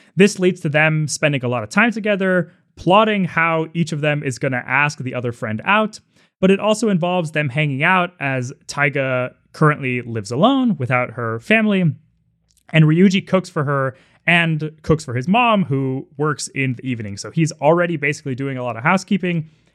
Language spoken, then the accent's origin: English; Seattle, Washington, United States; I grew up in Seattle